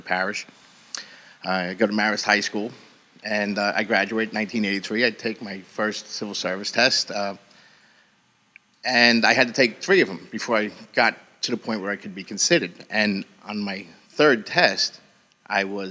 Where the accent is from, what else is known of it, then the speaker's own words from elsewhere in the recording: Jersey City, New Jersey, United States; growing up in Jersey City and having your father as a cop